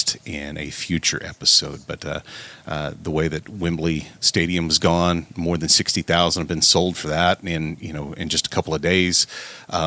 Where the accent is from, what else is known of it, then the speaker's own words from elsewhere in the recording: Southern Oklahoma, United States; I'm from Southern Oklahoma, so I grew up watching the Von Erichs out of Dallas